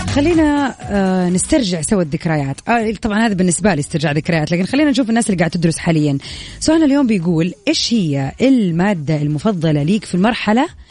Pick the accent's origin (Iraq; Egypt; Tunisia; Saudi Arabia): Saudi Arabia; عندنا في السعوديه